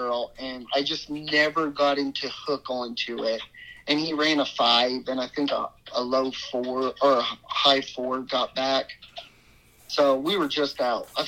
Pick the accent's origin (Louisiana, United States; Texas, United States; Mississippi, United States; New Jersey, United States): Louisiana, United States; New Iberia; I'm from Louisiana, a town called New Iberia.